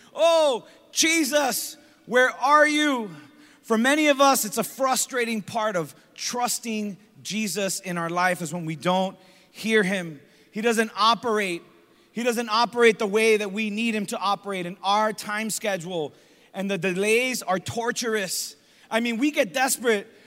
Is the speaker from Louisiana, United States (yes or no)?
no; Hialeah, Florida, United States; growing up in Hialeah